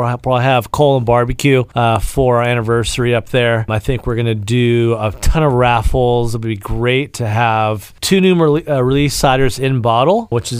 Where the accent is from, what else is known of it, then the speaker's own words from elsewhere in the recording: Arizona, United States; now in San Diego, United States; We're from Arizona. And so we're ASU graduates, of course, Sun Devils for days.